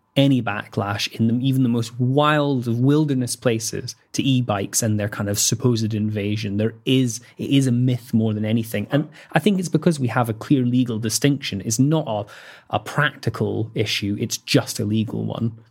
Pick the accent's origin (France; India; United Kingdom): United Kingdom; Scotland; I'm Scottish